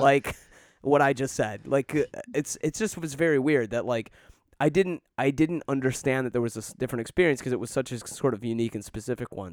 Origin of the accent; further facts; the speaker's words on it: Detroit, Michigan, United States; moved away; I grew up in Metro Detroit in a, a very diverse community